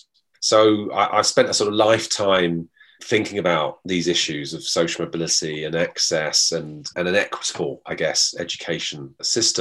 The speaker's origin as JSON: {"language": "English", "region": "London", "country": "United Kingdom", "said": "I was from London"}